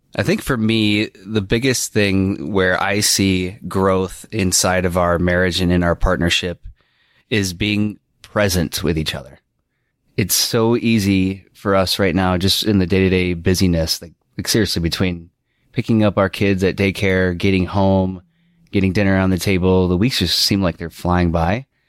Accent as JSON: {"language": "English", "town": "South Elgin", "region": "Illinois", "country": "United States", "tie": "born or raised there", "also_born_or_lived": "Iowa", "moved": "yes", "said": "I was born and raised in the Chicagoland area of South Elgin, Illinois"}